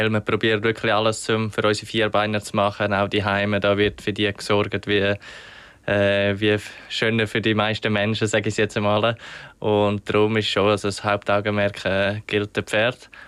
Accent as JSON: {"language": "German", "country": "Switzerland", "said": "als Schweizer hat man natürlich, als junger Schweizer hat man eher mal eine Gelegenheit"}